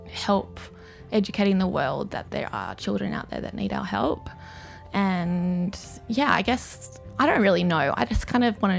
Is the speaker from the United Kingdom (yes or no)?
no; South Africa; born there; so basically, my love of sort of South Africa, where this project starts from, is because I was born in South Africa and I've been going back and affiliated with South Africa for a really long time